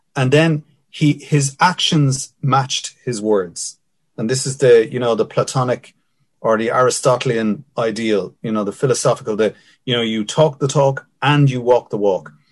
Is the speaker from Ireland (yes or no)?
yes; Dublin, Leinster, Ireland; I grew up in Finglas